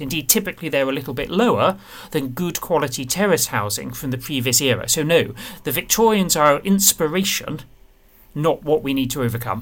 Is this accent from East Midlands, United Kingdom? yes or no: no; Medway, South East England, United Kingdom; I grew up in Medway